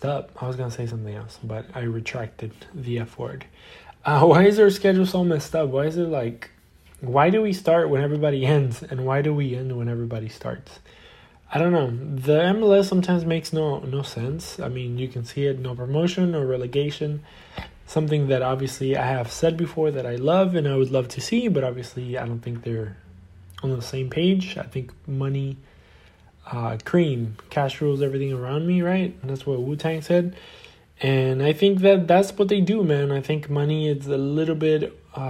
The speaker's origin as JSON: {"language": "English", "country": "Argentina", "said": "my country, obviously, I'm from Argentina and I support Boca Juniors"}